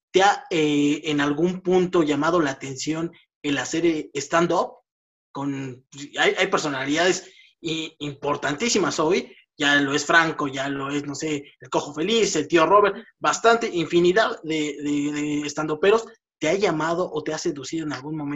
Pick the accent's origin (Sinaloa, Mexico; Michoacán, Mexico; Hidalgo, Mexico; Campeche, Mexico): Hidalgo, Mexico; yo soy de Hidalgo también